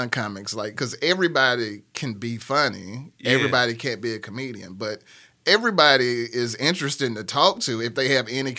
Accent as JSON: {"language": "English", "town": "Birmingham", "region": "Alabama", "country": "United States", "tie": "born there", "lives_now": "Nashville, United States", "said": "Like I said, I was born in Norwood and then I lived in Titusville."}